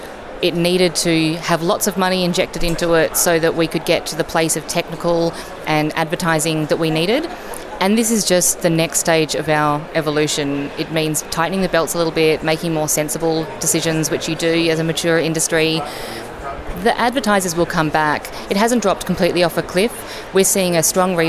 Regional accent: Australia; now in Montreal, Canada; I am Australian, but I live in Montreal

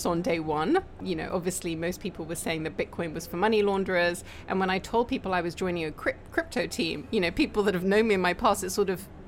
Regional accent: Hong Kong; I was born in Hong Kong, I'm from Hong Kong

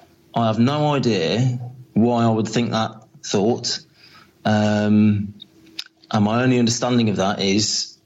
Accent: Coventry, West Midlands, United Kingdom; I was born in Coventry in 1973, and to a normal, you know, loving working class family

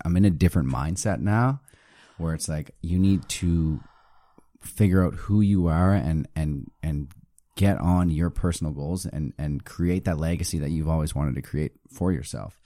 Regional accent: Halifax, Nova Scotia, Canada; I'm from Halifax

